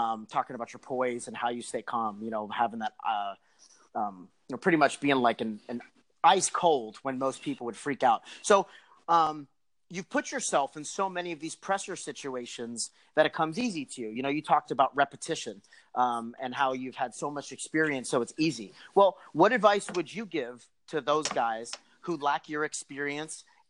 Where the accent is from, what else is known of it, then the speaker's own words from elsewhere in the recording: United States; now in Texas, United States; Mal and I live in Texas now. We're both from New York, New Jersey